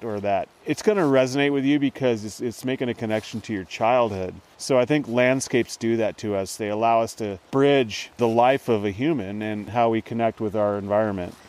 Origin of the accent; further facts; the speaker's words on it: Lewiston, California, United States; until I was 18, the Klamath Mountains were the only place I really knew. I mm. grew mm. up here in a small town on the Trinity River